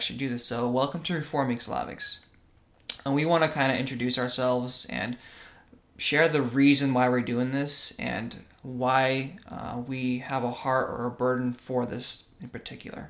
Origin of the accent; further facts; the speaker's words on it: Russia; now in United States; I was born in Russia.